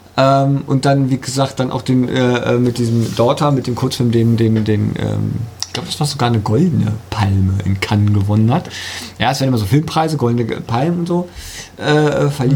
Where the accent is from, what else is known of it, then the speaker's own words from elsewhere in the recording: Germany; Bei uns in Deutschland